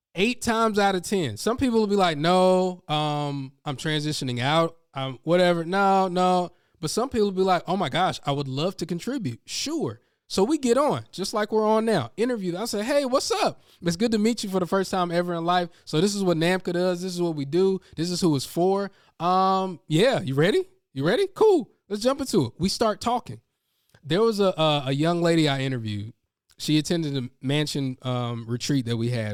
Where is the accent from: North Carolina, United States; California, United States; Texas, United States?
North Carolina, United States; I'm from North Carolina